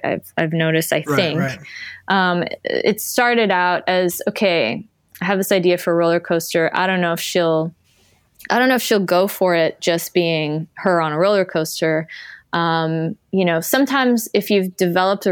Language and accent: English; Canada; I grew up in Canada